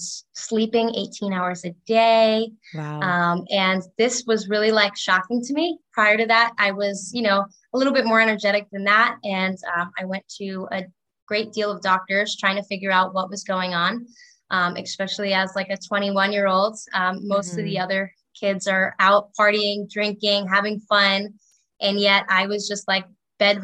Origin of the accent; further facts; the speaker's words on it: Long Island, New York, United States; I grew up in Long Island, New York